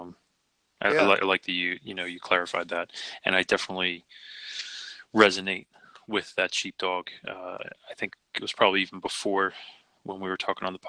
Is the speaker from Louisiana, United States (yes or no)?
no; Philadelphia, Pennsylvania, United States; I was born and raised in Philly